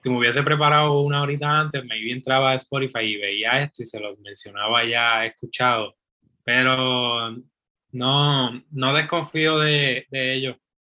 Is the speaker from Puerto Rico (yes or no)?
yes; Puerto Rico; de donde yo soy, de Ponce a Arecibo